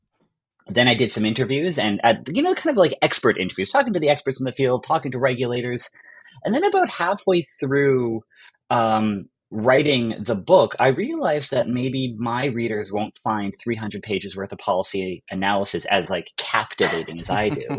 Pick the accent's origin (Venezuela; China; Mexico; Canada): Canada; as a Canadian